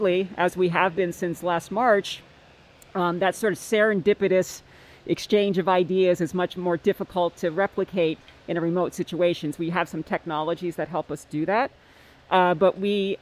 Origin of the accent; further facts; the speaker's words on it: Northeast Pennsylvania, United States; moved away as an adult; also born or lived in Maryland, United States; now in Seattle, United States; I'm a native from Northeast Pennsylvania